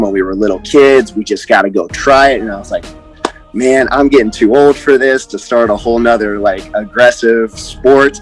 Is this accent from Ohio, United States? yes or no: yes; Columbus, Ohio, United States; I grew up here in Columbus, Ohio, born and raised, never left, never planned to.